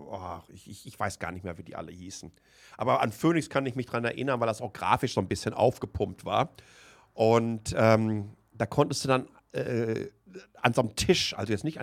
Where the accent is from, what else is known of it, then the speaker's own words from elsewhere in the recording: Waltrop, North Rhine-Westphalia, Germany; Ich bin in, in Waltrop im Kreis Recklinghausen aufgewachsen